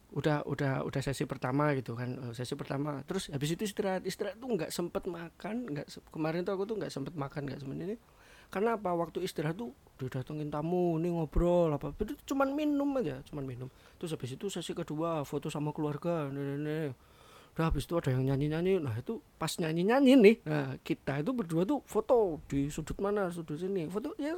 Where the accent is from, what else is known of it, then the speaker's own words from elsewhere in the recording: Java, Indonesia; Saya saya orang Jawa.